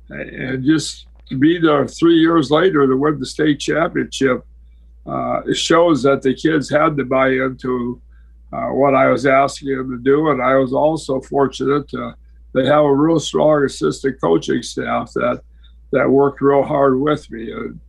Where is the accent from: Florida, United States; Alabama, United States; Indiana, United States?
Indiana, United States; I grew up in the Calumet region.